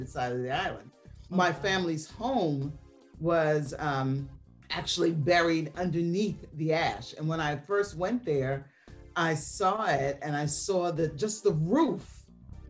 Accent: New York City, New York, United States; also born or lived in Montserrat; I was raised here in New York City, Queens, New York, but my heritage is from the Caribbean

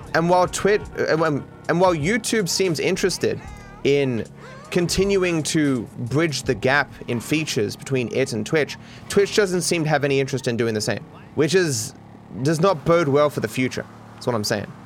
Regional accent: Australia; I'm Australian

